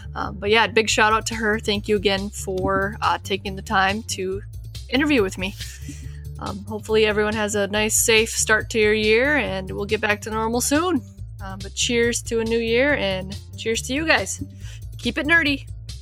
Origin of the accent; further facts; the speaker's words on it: Wisconsin, United States; moved away; I'm from Wisconsin